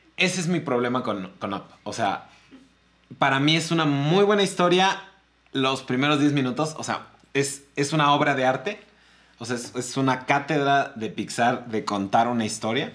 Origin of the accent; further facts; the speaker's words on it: Mexico; yo soy mexicano, o sea, yo sé cómo es mi abuelita